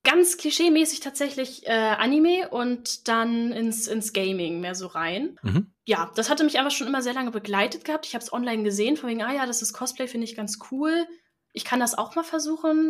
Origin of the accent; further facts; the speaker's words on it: Northern Germany, Germany; also born or lived in Flensburg; Ich komme aus dem Norden von Deutschland